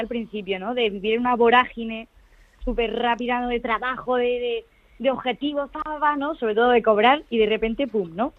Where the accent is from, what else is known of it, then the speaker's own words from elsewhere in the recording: Granada, Andalusia, Spain; moved away as an adult; also born or lived in Madrid; me mudé a Granada, porque yo soy de aquí